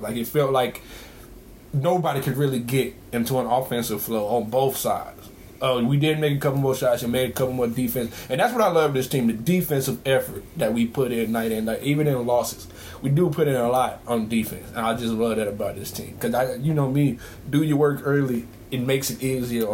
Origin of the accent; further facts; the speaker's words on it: Carolina, United States; I'm from Carolina, so I'm a Carolina kid.